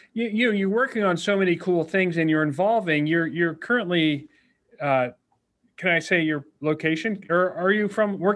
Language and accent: English; Brookfield, Ohio, United States; we're both just Brookfield kids, right? We're just kids from Brookfield.